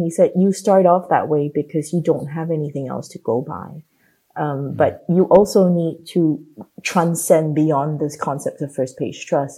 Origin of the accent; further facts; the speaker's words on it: Singapore; moved away; having been born and brought up in Singapore